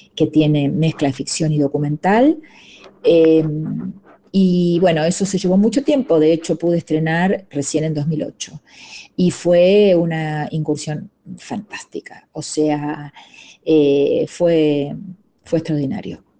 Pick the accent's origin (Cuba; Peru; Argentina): Argentina; accent: Argentine; moved away; also born or lived in Mexico; mi acento argentino